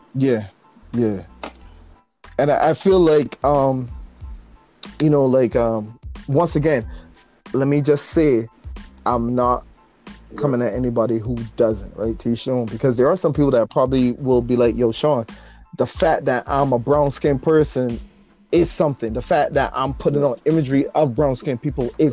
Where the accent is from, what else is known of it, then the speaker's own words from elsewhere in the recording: Barbados; growing up in Barbados